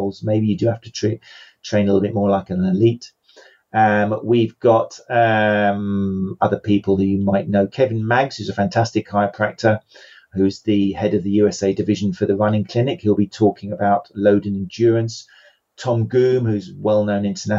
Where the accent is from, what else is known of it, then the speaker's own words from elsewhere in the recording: England, United Kingdom; England, which is where obviously I'm from. You can tell probably by my accent